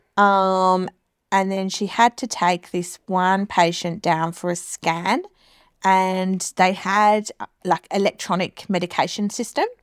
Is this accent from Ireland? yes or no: no; England, United Kingdom; now in Australia; I'm originally from England